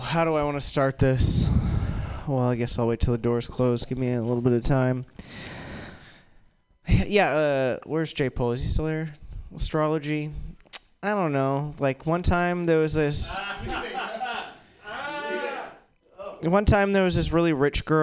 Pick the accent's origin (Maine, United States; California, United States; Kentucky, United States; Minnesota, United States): Maine, United States; moved away as an adult; also born or lived in New York; I grew up in Maine